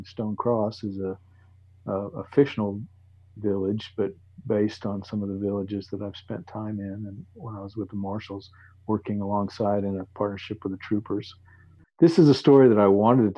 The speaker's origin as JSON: {"language": "English", "region": "Texas", "country": "United States", "tie": "born or raised there", "also_born_or_lived": "Alaska", "moved": "as an adult", "said": "I grew up in Texas, and I remember going to a state fair in Dallas"}